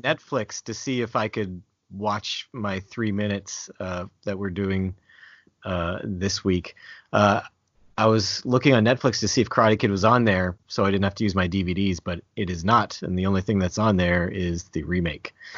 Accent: New Brunswick, Canada; accent: Canadian; I'm from Canada, uh, from New Brunswick specifically

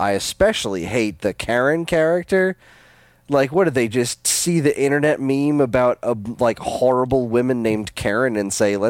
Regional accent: England, United Kingdom; I'm English.

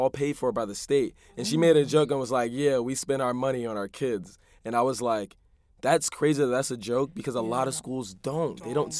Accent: Hartford, Connecticut, United States; also born or lived in Amherst, Massachusetts; now in New York, United States; from Hartford, Connecticut. Graduated with Kristen and Christine from Amherst College. Now I'm working in New York as a 7th grade science teacher at a Success Academy charter school. So I'm in the Bronx, though, too.

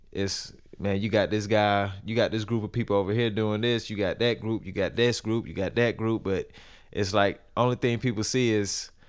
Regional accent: Atlanta, Georgia, United States; I, I'm from Atlanta, so

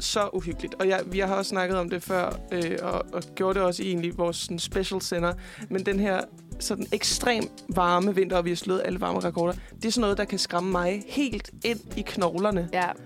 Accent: Fredericia, Southern Denmark, Denmark; moved away; der sker sgu ikke så meget i Fredericia, hvor jeg kommer fra

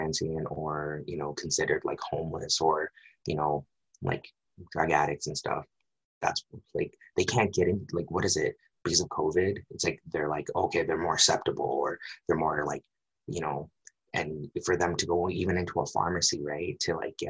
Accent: Vancouver, British Columbia, Canada; I'm from Vancouver, but I was entrenched in the downtown east side

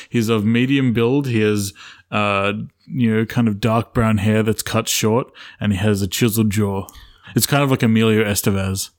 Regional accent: Australia; I grew up in Australia

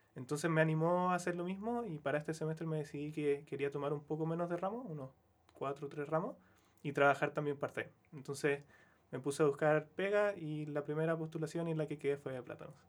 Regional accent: Quillota, Valparaíso, Chile; moved away as an adult; now in Santiago, Chile; yo soy de Quillota, entonces para mí igual fue un cambio más o menos grande irme como de región, del campo, a Santiago

